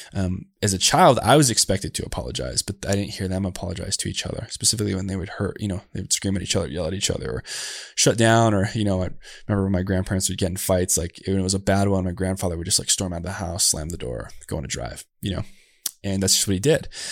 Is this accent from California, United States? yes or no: no; Tucson, Arizona, United States; I was born down in Tucson, Arizona, and I grew up to a single mom